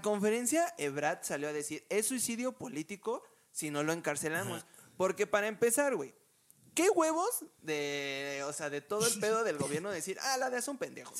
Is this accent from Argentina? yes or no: no; Mexico